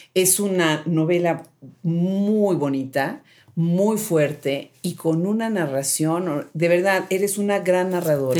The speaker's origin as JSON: {"language": "Spanish", "country": "Mexico", "said": "nosotras como mexicanas"}